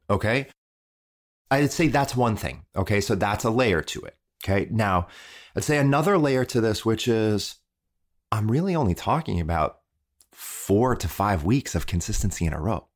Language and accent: English; Midwest, United States; I was raised in the Midwest